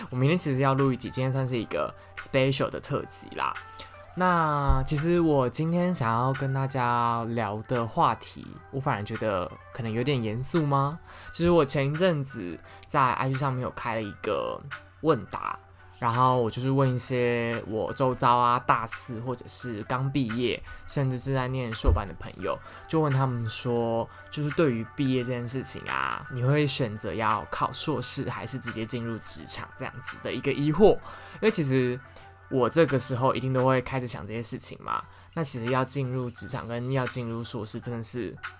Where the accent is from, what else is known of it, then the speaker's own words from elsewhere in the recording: Taoyuan, Taiwan; 我以前高中是念支桃园区的第一志愿